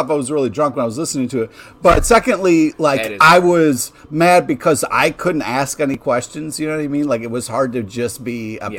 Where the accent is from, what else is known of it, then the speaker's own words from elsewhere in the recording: Rochester, New York, United States; growing up in Rochester.